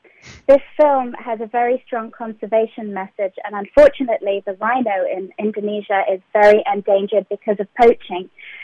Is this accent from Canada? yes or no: no; London, United Kingdom; I'm from West London. I'm from the nice part.